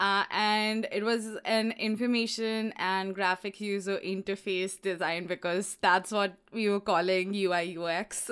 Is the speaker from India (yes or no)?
yes; Allahabad, Uttar Pradesh, India; moved away as an adult; also born or lived in Lucknow; now in Washington, D.C., United States; I grew up in um, Allahabad and uh, I was there until I was 13